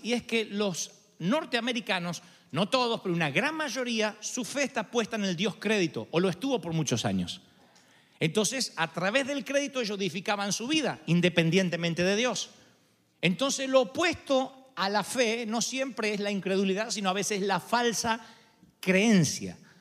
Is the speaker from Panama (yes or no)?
no; Argentina; moved away; En mi país